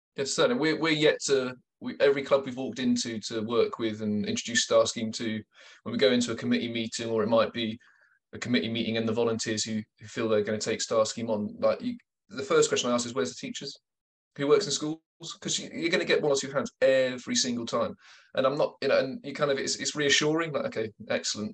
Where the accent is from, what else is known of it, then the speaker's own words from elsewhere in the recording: Taunton, South West England, United Kingdom; I grew up in Taunton in Somerset